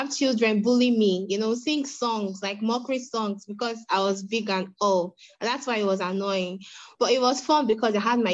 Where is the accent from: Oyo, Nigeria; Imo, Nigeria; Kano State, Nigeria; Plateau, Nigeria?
Imo, Nigeria; Orogwe; I'm from Imo State, over in West local government area, Orogwe